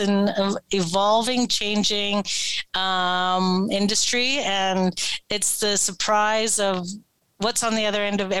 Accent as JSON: {"language": "English", "town": "Edmonton", "region": "Alberta", "country": "Canada", "tie": "born or raised there", "said": "I'm born and raised in Edmonton"}